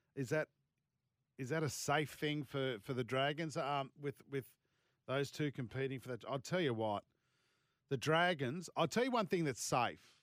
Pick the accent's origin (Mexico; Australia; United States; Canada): Australia; Sydney, New South Wales; Sydney's my hometown.